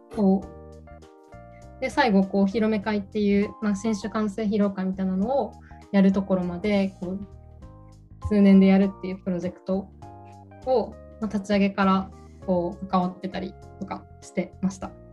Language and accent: Japanese; Kanazawa, Ishikawa, Japan; 出身が石川県の金沢市出身です。